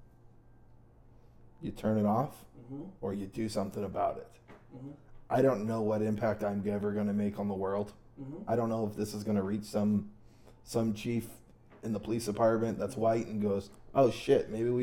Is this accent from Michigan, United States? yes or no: no; New York, United States; I was raised in New York